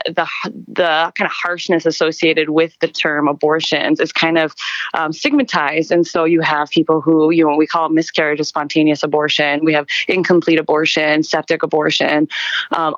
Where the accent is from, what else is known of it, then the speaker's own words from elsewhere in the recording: Montana, United States; moved away as an adult; also born or lived in Wisconsin; now in Oregon, United States; I'm originally from Montana